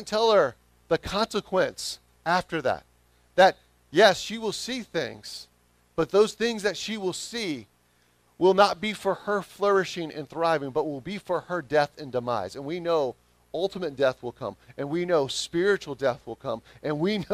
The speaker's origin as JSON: {"language": "English", "region": "the South", "country": "United States", "accent": "southern", "said": "my southern accent"}